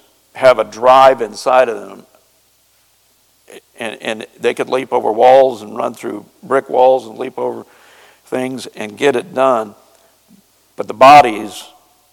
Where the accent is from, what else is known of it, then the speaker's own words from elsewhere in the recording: Ozark Mountains, Southwest Missouri, United States; moved away; I'm from Southwest Missouri, where the hillbillies live, and in the Ozark Mountains